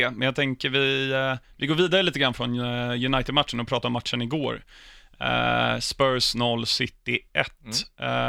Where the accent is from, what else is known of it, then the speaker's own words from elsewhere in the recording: Sweden; jag är svensk.